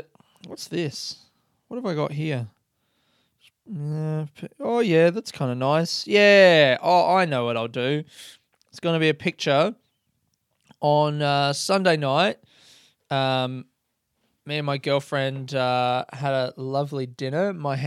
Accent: Adelaide, South Australia, Australia; we could go back to the house I grew up in Adelaide and take a picture of me in front of that.

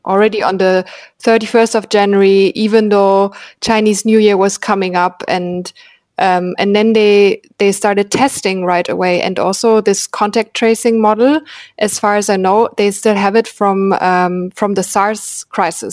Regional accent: Berlin, Germany; I'm from Berlin, which is a very young city

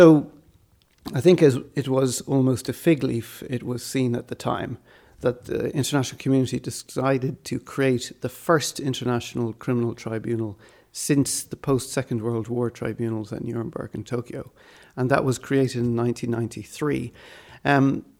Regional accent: Malawi; also born or lived in Swaziland / Ireland; Well, I was born in Malawi and sort of did my primary education in Swaziland. And then we moved back to Malawi.

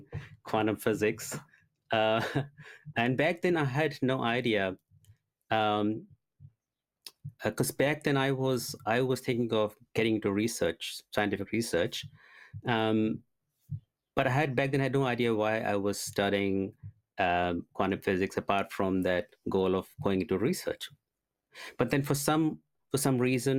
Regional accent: India; I was born and brought up in India

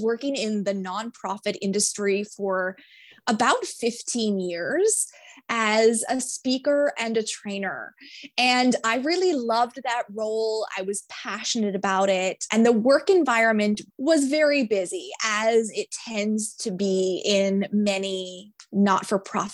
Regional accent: Eastern Canada, Canada; I am from Eastern Canada

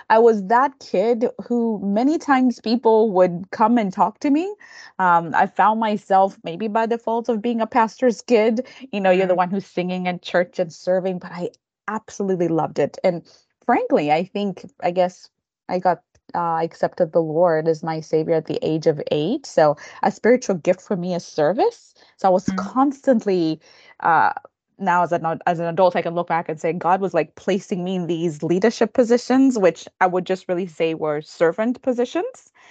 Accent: Denver, Colorado, United States; born there; But so I I was born in Denver, Colorado, to uh, then international students. So my parents, who are from Kenya, were mm-hmm. here in the states.

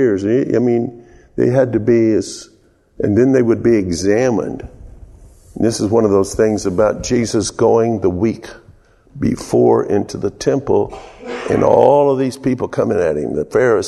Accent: the South, United States; accent: southern; my southern accent

